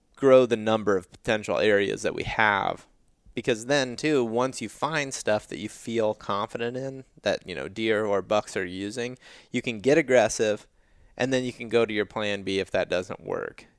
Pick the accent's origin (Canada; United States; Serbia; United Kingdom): United States; Western Ohio; I grew up in Western Ohio